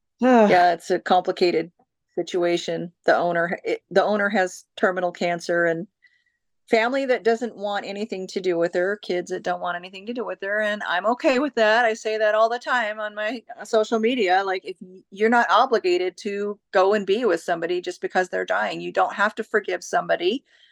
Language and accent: English; Oak Harbor, Washington, United States; But mostly I have been in Washington, and I was raised in Oak Harbor, Washington, on Whidbey Island. That's where I graduated high school.